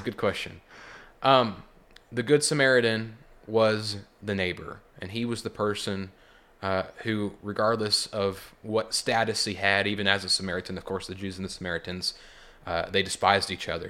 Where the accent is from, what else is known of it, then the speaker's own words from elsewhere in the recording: Joplin, Missouri, United States; also born or lived in Seneca, Missouri; I'm from the Joplin area